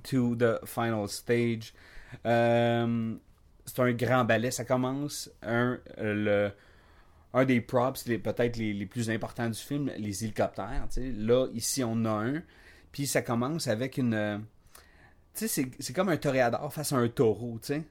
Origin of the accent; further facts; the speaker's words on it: Quebec, Canada; moi, moi, je suis un Québécois du Québec